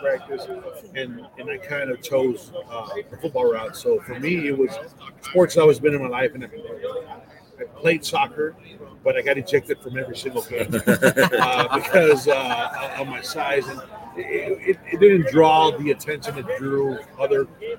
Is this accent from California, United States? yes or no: no; Texas, United States; moved away as an adult; also born or lived in Monterrey, Mexico; I'm originally from Monterrey, but my schooling, my grade school was in Texas